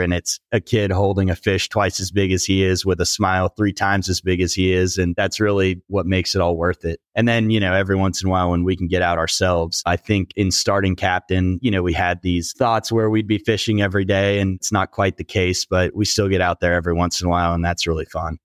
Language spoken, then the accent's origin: English; Houston, Texas, United States; I was working in my hometown of Houston, Texas, in oil and gas finance